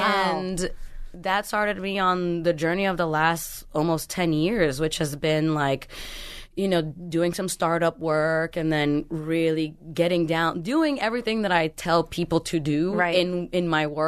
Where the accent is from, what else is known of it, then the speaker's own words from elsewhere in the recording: Brooklyn, New York, United States; I grew up in Brooklyn in the projects, you know what I mean? Moving around a lot.